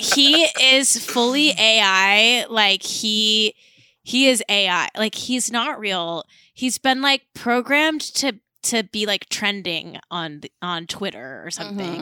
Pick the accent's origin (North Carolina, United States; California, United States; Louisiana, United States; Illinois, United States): California, United States; Manhattan Beach; I grew up in Manhattan Beach